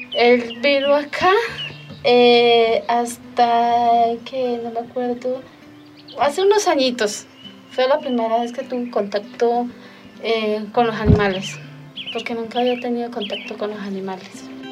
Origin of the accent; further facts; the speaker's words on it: Charalá, Santander, Colombia; soy del municipio de Charalá